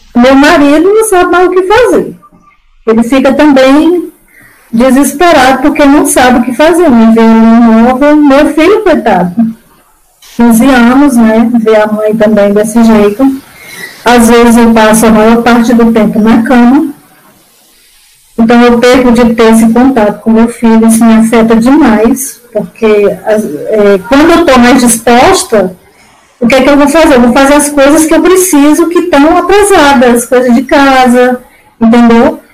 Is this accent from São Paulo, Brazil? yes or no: no; Iguatu, Ceará, Brazil; now in Camaçari, Brazil; eu sou cearense. Sou de Guatu, Ceará. Mas hoje eu moro em Camaçari, na Bahia